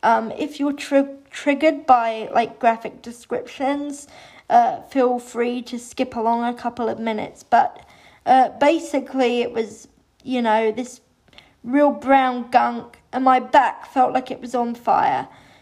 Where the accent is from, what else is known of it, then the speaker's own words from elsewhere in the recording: England, United Kingdom; I had a very wonderful, lovely early childhood growing up in England.